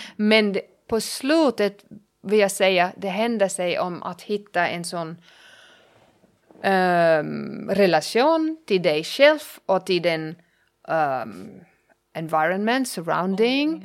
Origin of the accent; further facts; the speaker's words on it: Germany; first language German; Swedish is a second language; moved away as an adult; also born or lived in Finland; now in Pargas, Finland; jag är tysk